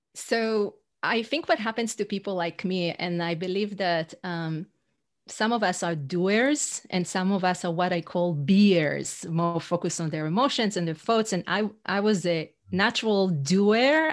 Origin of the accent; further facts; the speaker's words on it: Israel; English is a second language; moved away as an adult; also born or lived in New York City; now in North Carolina, United States; I'm originally from Israel, uh, but I live in the U S for fifteen years